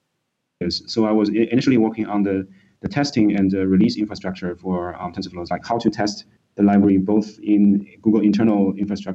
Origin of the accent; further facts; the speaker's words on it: Shanghai, China; moved away as an adult; also born or lived in Beijing, China; now in United States; I was born in Shanghai, and I did my primary and secondary education in Shanghai, China.